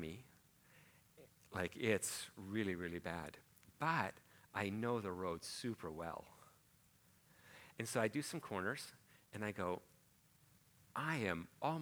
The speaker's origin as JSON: {"language": "English", "town": "Port Alberni", "region": "British Columbia", "country": "Canada", "said": "I'm from Port Alberni on Vancouver Island"}